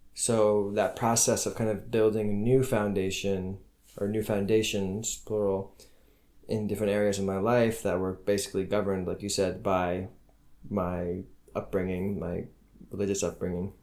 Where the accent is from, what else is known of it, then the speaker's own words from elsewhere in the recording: United States; moved away as an adult; now in Ramallah, Palestine; I am an American